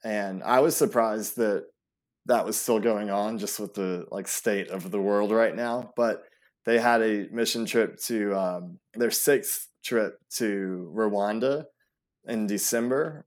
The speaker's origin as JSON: {"language": "English", "town": "Atlanta", "region": "Georgia", "country": "United States", "tie": "born or raised there", "also_born_or_lived": "Europe / Greece", "said": "we moved here when I was about three, and from then on, pretty much have just been an Atlanta native"}